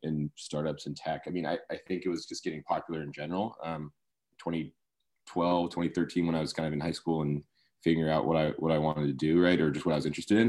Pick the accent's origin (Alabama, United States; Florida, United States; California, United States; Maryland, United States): California, United States; Sacramento; also born or lived in Berkeley; I grew up in Sacramento